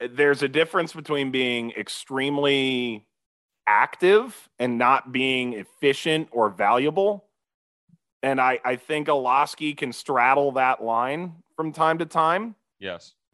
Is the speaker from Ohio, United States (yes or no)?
yes; Cleveland, Ohio, United States; I'm from Cleveland. I'm from me. Cleveland. Okay. I grew up in the LeBron James era. Okay. Yeah. When LeBron was drafted, I was 10.